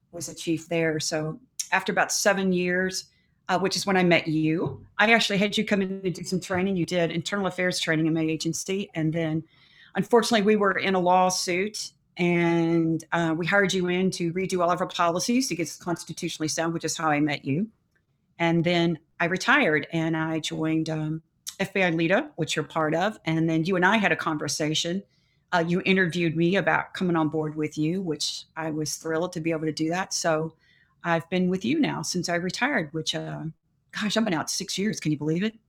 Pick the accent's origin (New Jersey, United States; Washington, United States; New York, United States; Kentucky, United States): Kentucky, United States; Louisville; born and raised in Louisville, Kentucky.